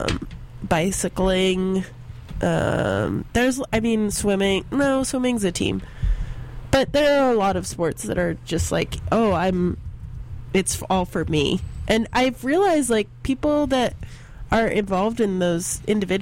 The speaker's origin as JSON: {"language": "English", "region": "the South", "country": "United States", "tie": "born or raised there", "moved": "yes", "lives_now": "San Francisco, United States", "said": "I grew up in the South where football is a huge thing"}